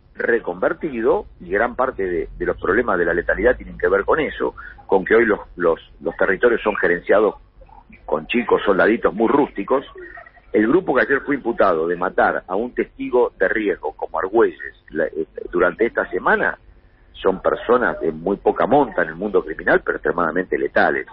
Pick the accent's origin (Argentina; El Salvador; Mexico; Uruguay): Argentina; Buenos Aires Province; also born or lived in Santa Fe; soy un bonaerense